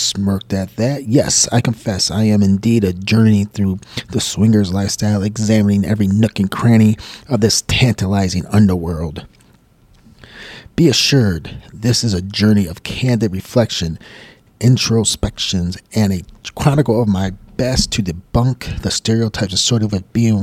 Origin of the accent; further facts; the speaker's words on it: Michigan, United States; moved away as an adult; also born or lived in Buffalo, New York; I'm from Michigan and I was working at one of the auto companies